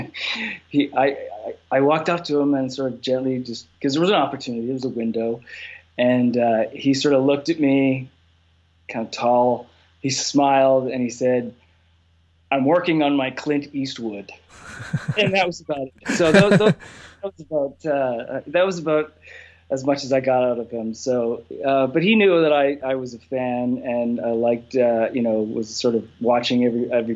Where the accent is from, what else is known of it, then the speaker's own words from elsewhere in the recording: Canada; I'm Canadian